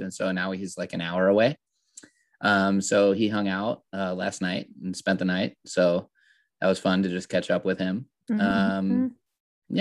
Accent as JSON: {"language": "English", "region": "Southern California", "country": "United States", "said": "I'm from Southern California"}